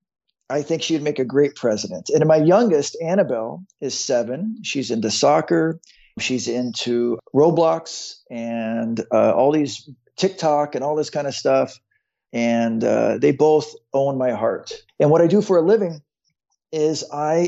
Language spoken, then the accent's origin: English; Phoenix, Arizona, United States; I was born in Phoenix, Arizona